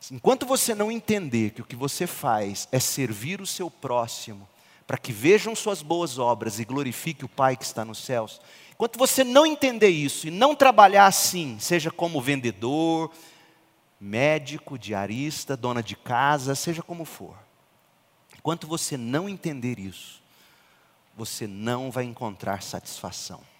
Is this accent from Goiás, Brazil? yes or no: yes; Goiás, Brazil; Eu sou goiano com um jeito mineiro, eu, eu brinco, mas vocês não me.